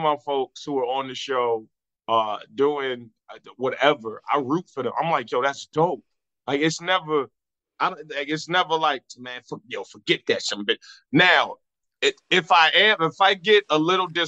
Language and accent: English; Virginia Beach, Virginia, United States; moved away; I was down there in Virginia Beach, my hometown